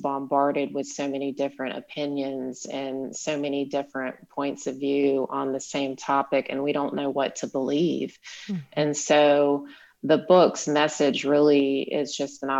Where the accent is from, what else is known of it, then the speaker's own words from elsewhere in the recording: South Carolina, United States; moved away as an adult; also born or lived in Utah; moving from the area where I grew up in South Carolina